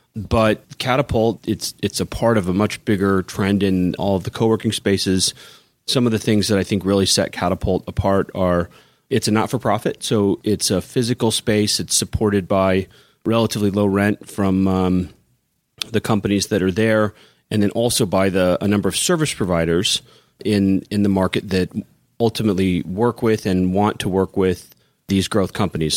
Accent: Kansas City, Missouri, United States; moved away as an adult; now in Chicago, United States; I grew up in Kansas City, I moved to Chicago because I thought there'd be bigger and better and cooler things

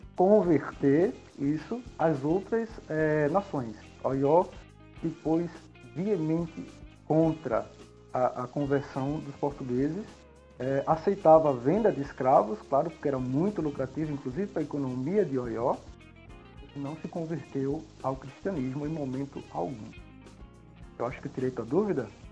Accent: Recife, Pernambuco, Brazil; Sou de Recife, Pernambuco

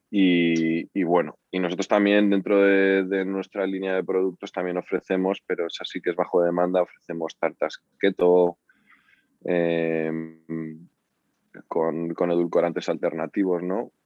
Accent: Spain; cómo somos los españoles

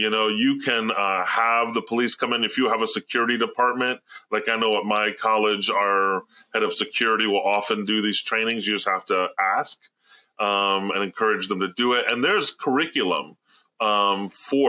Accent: Alabama, United States; moved away; growing up in the South, I grew up in Alabama for many years in Tornado Alley

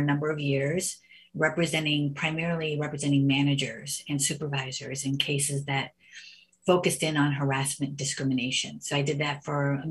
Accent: United States; growing up as the only Indian family in an all Italian neighborhood

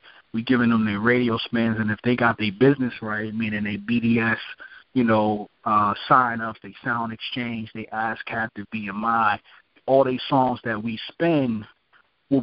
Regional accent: New York City, New York, United States; I'm from Brooklyn, New York, so I'm already, you know, got that New York feel to the things

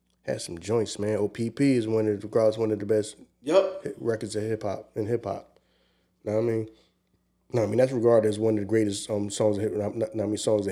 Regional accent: Philadelphia, Pennsylvania, United States; I'm from the East Coast

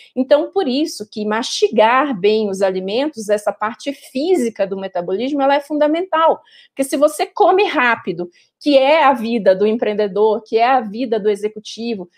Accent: Pará, Brazil; eu sou paraense

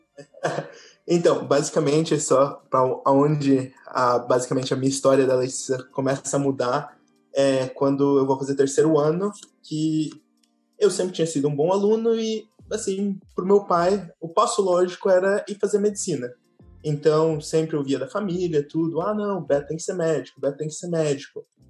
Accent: Tocantins, Brazil; also born or lived in Curitiba, Brazil / Germany; now in Hungary; nasci em Curitiba, cresci no Tocantins

